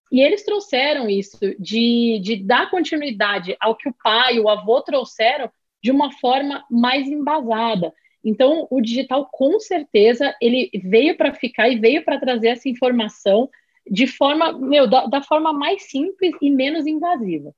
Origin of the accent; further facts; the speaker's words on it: Rio de Janeiro, Brazil; moved away; also born or lived in São Paulo; sou natural do Rio de Janeiro, morei muitos anos em São Paulo